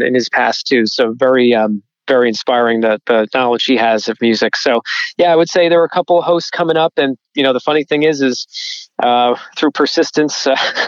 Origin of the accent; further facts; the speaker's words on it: New Jersey, United States; growing up in New Jersey